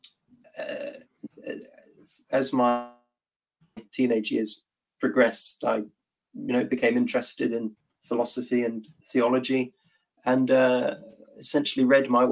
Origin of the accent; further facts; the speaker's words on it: England, United Kingdom; I have no objections to being called British or English. I'm both.